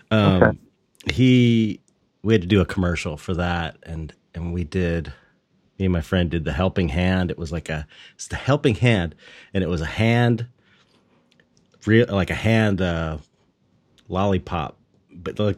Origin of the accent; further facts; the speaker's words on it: Los Angeles, California, United States; from San Pedro. It's like blue collar, right. uh, uh, um, longshoring kind of town.